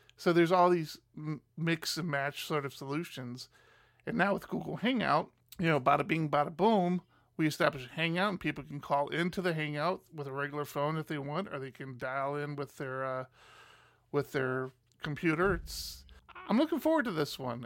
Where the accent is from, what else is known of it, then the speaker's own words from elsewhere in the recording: Maryland, United States; moved away; I'm originally from Maryland